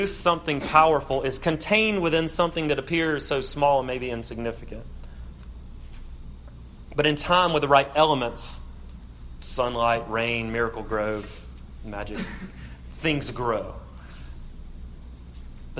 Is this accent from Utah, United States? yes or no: no; South Alabama, United States; I'm from South Alabama